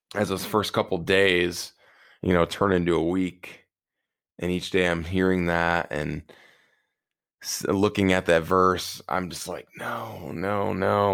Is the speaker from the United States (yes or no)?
yes; Prairie du Chien, Wisconsin, United States; I was heading from Winona State back down to my hometown of prairie du chien, Wisconsin